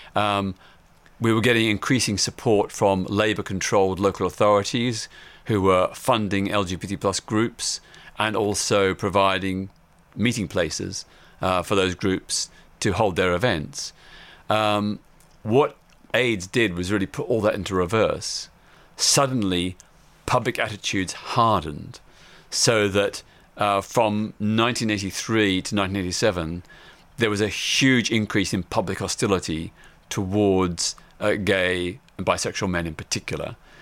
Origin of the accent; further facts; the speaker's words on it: Melbourne, Victoria, Australia; I was living in my hometown of Melbourne, Australia.